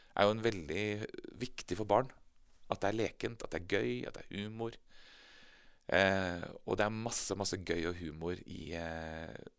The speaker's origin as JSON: {"language": "Norwegian", "town": "Moss", "region": "Østfold", "country": "Norway", "tie": "born or raised there", "moved": "yes", "said": "jeg vokste opp i, eh, i Moss i Østfold. Eh, på Jeløya, faktisk"}